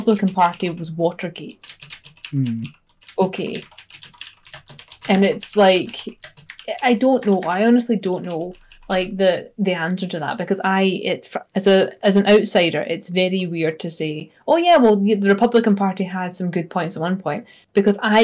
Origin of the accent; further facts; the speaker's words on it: Scotland, United Kingdom; now in United States; I am a Scottish person living in America